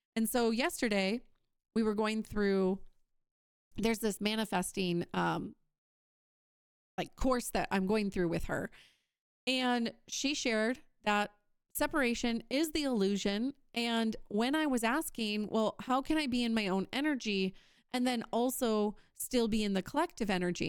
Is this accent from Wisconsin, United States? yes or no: yes; Wisconsin, United States; I'm from Wisconsin